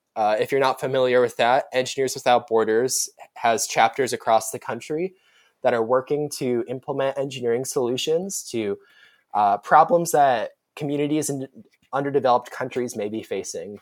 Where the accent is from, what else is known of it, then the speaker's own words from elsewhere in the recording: Omaha, Nebraska, United States; I'm a rising sophomore, and I'm from Omaha, Nebraska